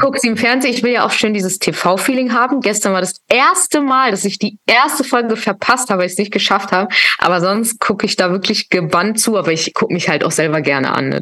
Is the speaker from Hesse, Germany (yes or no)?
no; Hamburg, Germany; now in Berlin, Germany; ist mein Herz in Hamburg, weil Hamburg ist meine Heimatstadt